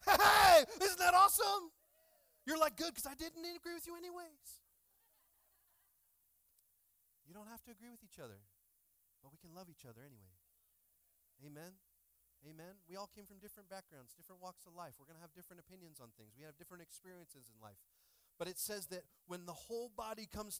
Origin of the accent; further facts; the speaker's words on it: Washington, United States; I grew up in Washington State